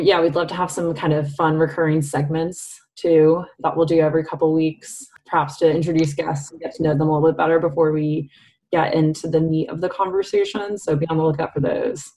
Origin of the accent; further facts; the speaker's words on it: Massachusetts, United States; also born or lived in Washington, D.C. / Mexico City; now in Evanston, United States; I'm from Massachusetts originally, lived in D.C. and Mexico City before coming to Kellogg